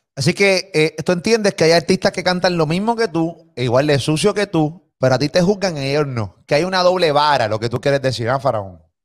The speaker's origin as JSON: {"language": "Spanish", "country": "Puerto Rico", "said": "soy puertorriqueño, vivo aquí"}